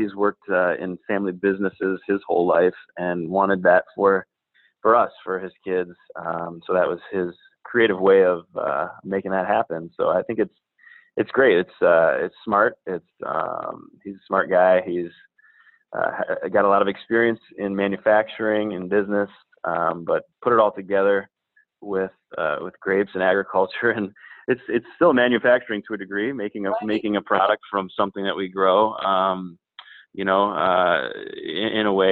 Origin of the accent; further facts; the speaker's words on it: Ann Arbor, Michigan, United States; moved away as an adult; also born or lived in Ohio / Barrington / Abu Dhabi; I'm from Ann Arbor, Michigan, born and raised.